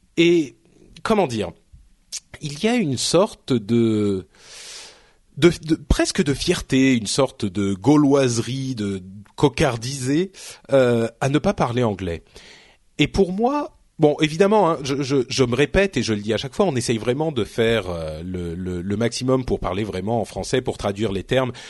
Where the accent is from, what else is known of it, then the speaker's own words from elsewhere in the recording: France; je parle français hein, je suis français je viens d'ici